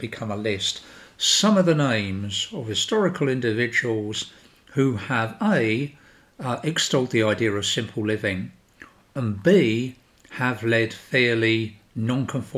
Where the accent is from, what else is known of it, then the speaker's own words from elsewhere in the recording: London, United Kingdom; I come from South London, which you can probably tell anyway